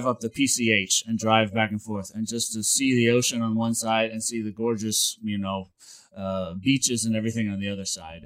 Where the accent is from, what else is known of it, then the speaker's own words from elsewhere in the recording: St. Louis, Missouri, United States; moved away as an adult; also born or lived in Springfield, Missouri; now in Los Angeles, United States; I lived in St. Louis. I grew up in St. Louis